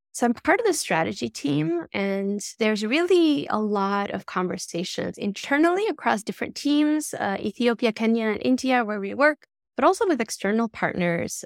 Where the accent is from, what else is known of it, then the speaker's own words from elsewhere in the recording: Tirana, Tirana County, Albania; moved away; I grew up in Tirana in Albania